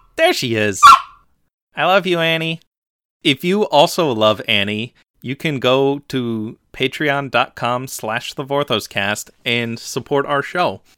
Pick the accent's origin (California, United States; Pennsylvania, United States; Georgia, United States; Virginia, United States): Pennsylvania, United States; Philadelphia; I'm from Philly